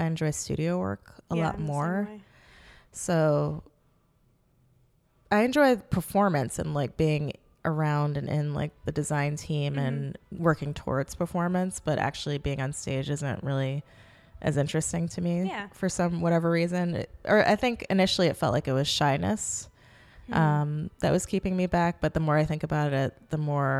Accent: New York City, New York, United States; I grew up in Manhattan, and I went to independent grade school and high school in New York.

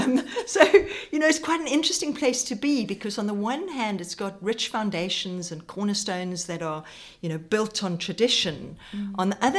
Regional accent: South Africa; accent: South African; moved away as an adult; also born or lived in United Kingdom; now in Bristol, United Kingdom; you can hear I'm South African, so I grew up in South Africa.

